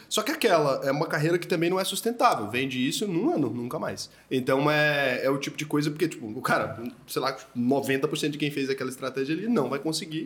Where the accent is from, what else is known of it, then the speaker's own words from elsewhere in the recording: Brazil; eu como brasileiro, e putz, eu quero viver aqui para sempre, eu não quero mudar daqui